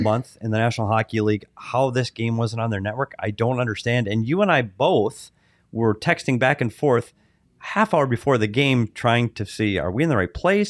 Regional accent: Bemidji, Minnesota, United States; now in Arizona, United States; I'm from Minnesota.

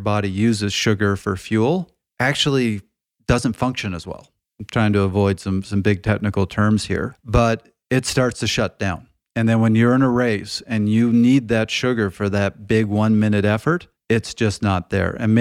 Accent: Canada; moved away; I'm from Canada

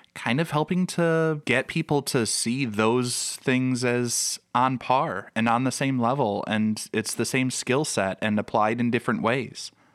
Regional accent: Chicago, Illinois, United States; I grew up in the Chicago area.

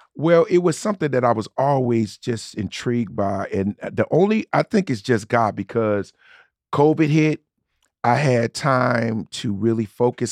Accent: Newark, New Jersey, United States; a regular kid growing up in Newark, New Jersey

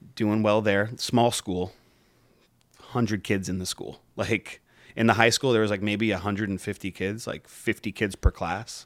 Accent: Pembroke Pines, Florida, United States; I grew up in Pembroke Pines.

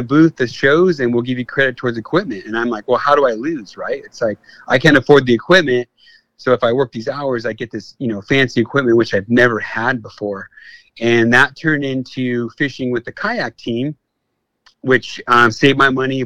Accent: Whittier, California, United States; also born or lived in Victorville / Hesperia; I grew up in Whittier, so I was a city kid

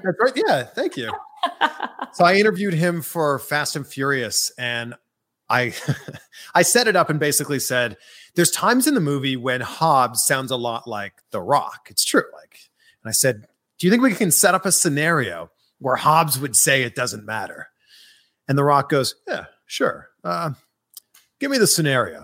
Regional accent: Canada; moved away; I'm originally from Canada

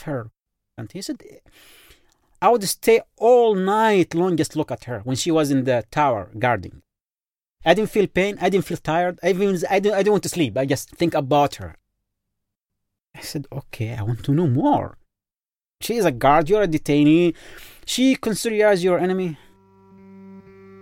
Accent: Yemen; English is a second language; moved away; I am from Yemen, actually, Arab Peninsula, the country of love.

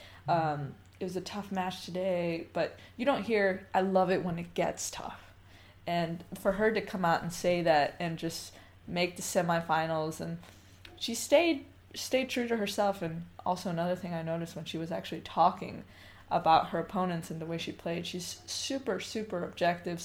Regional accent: United States; as an American player

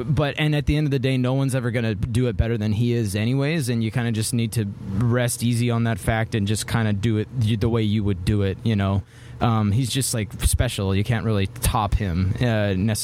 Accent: Vancouver, British Columbia, Canada; I'm from Vancouver, Canada

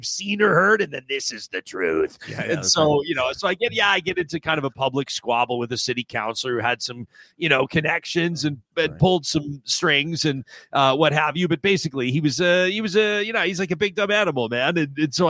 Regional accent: Calgary, Alberta, Canada; my hometown newspaper, the Calgary Herald

